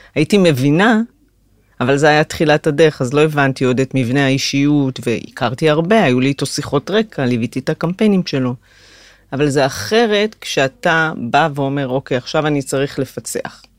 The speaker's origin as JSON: {"language": "Hebrew", "town": "Migdal HaEmek", "region": "Northern District", "country": "Israel", "tie": "born or raised there", "moved": "as an adult", "said": "ההתחלה הייתה במגדל העמק, שם נולדתי ושם למדתי עד הצבא"}